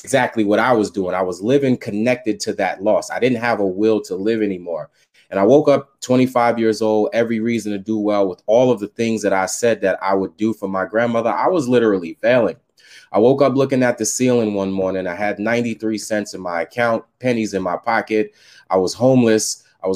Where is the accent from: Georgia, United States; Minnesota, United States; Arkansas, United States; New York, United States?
New York, United States; New York City; I was raised in Staten Island, New York.